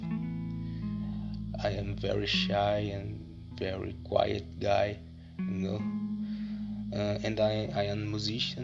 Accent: São Luís, Maranhão, Brazil; English is a second language; I am from Brazil, São Luís, Maranhão

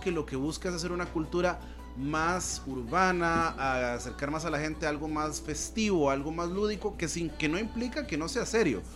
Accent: Costa Rica

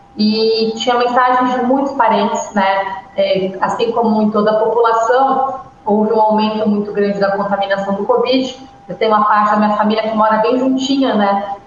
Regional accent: São Paulo, Brazil; eu nasci na Vila das Belezas, em Campo Limpo, aqui em São Paulo

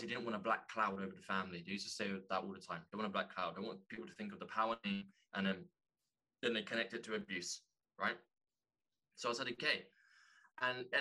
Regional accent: London, United Kingdom; growing up in London

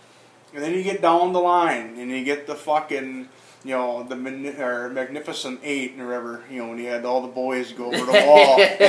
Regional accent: Wisconsin, United States; I'm a big from Wisconsin, so I love the North

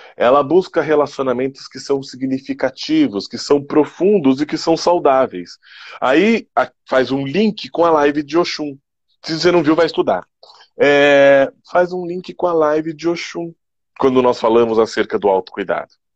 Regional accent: Brazil; nós, enquanto brasileiros

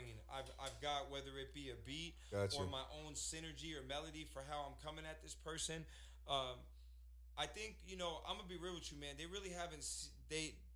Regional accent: Newark, New Jersey, United States; also born or lived in Orlando, Florida; I'm from Newark

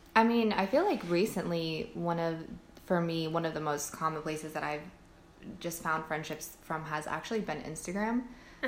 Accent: California, United States; also born or lived in Virginia; I moved back to California

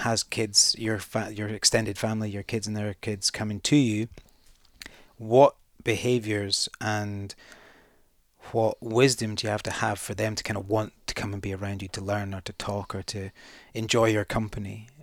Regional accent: the Highlands, Scotland, United Kingdom; I'm from the Highlands

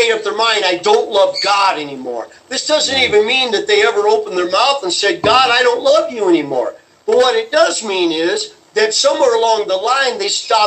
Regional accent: United States; We as American Christians

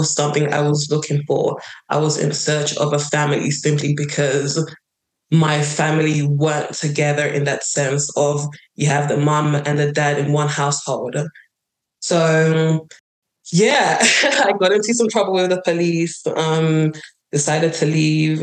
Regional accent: London, United Kingdom; moved away as an adult; also born or lived in Nigeria; now in United States; So from about 5 or 4, I lived in London. I went to school in London

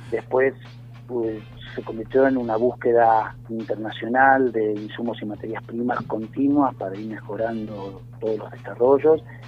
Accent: Buenos Aires, Argentina; moved away as an adult; now in Los Cocos, Argentina; nosotros, eh, somos de Buenos Aires

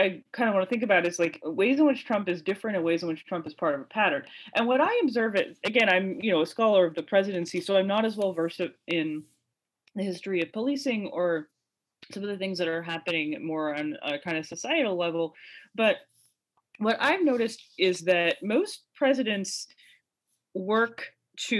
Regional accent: Chicago suburbs, Illinois, United States; I grew up in the Chicago suburbs

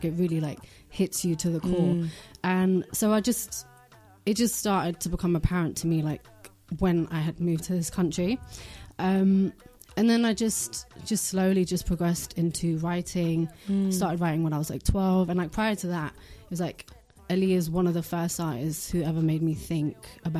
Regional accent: Denmark; born there; moved away; And I think, so I was born in Denmark. And when I came to this country

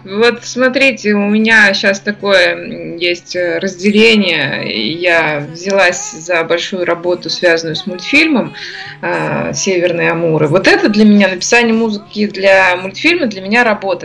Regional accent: Ufa, Bashkortostan, Russia; Я родилась в Уфе, здесь же я и живу, здесь моя такая база

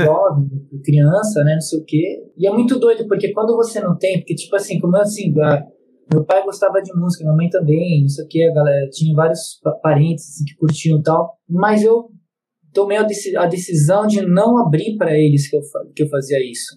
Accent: Bragança Paulista, São Paulo, Brazil; eu nasci em Bragança, mas passei um período, um período da infância em São Paulo

